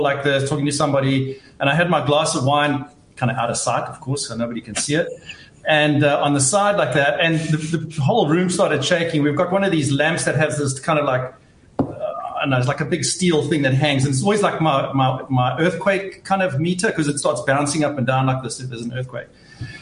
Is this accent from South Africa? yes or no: yes; South Africa; moved away as an adult; now in Tokyo, Japan; I'm from South Africa